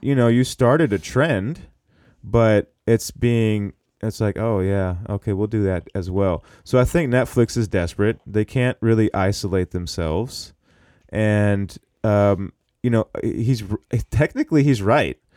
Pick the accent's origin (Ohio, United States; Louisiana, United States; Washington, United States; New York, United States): Washington, United States; Seattle; also born or lived in Minneapolis / Orlando, Florida; I was born in Minneapolis, and I moved to Seattle when I was one